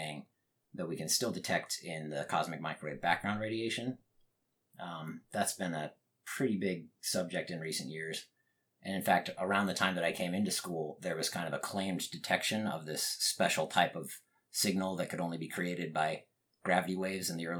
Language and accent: English; Utah, United States; moved away as an adult; also born or lived in Munich, Germany / New Hampshire; now in Austin, United States; I was born in Munich, Germany. I did not grow up there though. I was only there for about 2 years before my family came to New Hampshire briefly, and then Utah. Utah is really where I was raised.